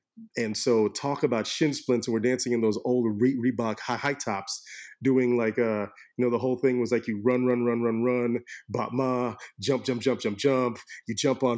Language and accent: English; Orlando, Florida, United States; growing up in Orlando in the late 80s, early 90s was a beautiful time